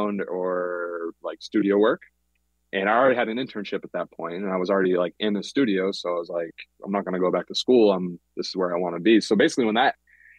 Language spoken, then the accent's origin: English; Boston, Massachusetts, United States; now in Los Angeles, United States; I grew up in Boston